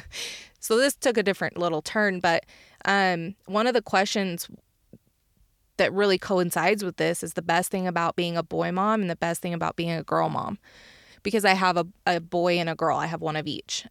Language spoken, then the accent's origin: English; Uinta Basin, Utah, United States; my hometown in Uinta Basin